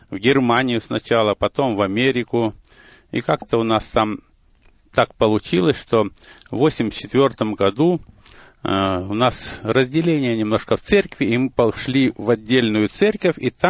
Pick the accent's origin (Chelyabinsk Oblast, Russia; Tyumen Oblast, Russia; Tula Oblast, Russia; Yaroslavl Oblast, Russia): Chelyabinsk Oblast, Russia; born there; Но я родился в России, в Челябинской области, Миасский район, там были золотые прииски.